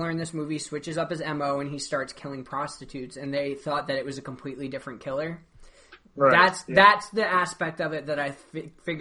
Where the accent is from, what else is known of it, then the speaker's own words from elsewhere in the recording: Poughkeepsie area, New York, United States; we're from the Poughkeepsie area